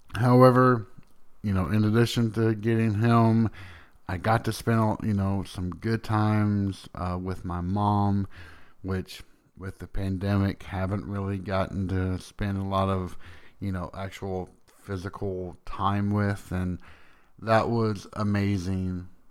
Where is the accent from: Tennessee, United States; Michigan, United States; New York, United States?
Tennessee, United States; also born or lived in Boston; I am from Tennessee